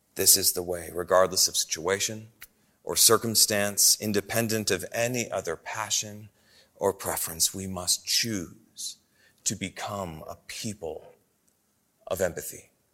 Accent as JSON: {"language": "English", "town": "Oshkosh", "region": "Wisconsin", "country": "United States", "tie": "born or raised there", "moved": "yes", "said": "when I was a kid growing up in the Midwest. I, I lived in the city of Oshkosh, Wisconsin."}